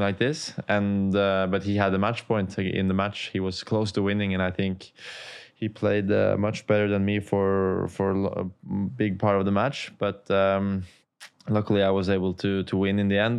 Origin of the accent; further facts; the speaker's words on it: Oslo, Norway; close to my hometown Oslo in Norway